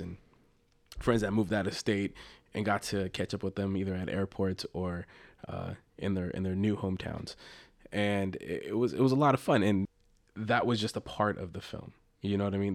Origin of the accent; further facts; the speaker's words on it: Los Angeles, California, United States; I'm from the Los Angeles area and grew up a, a Dodger fan